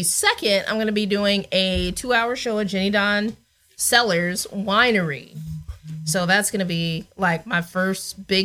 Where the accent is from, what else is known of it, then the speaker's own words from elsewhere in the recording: Denver, Colorado, United States; I grew up in Denver, Colorado